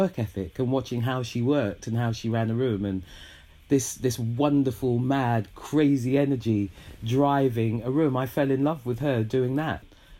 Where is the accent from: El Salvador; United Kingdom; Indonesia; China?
United Kingdom; London; As a Londoner